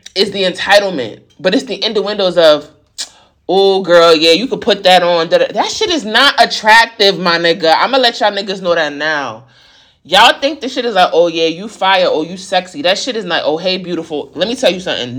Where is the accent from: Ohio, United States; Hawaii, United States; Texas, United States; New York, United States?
New York, United States; growing up in New York